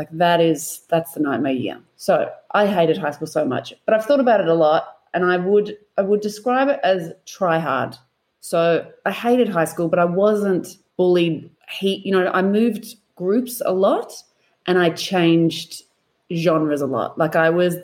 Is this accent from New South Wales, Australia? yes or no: no; Melbourne, Victoria, Australia; also born or lived in Perth; I am from Melbourne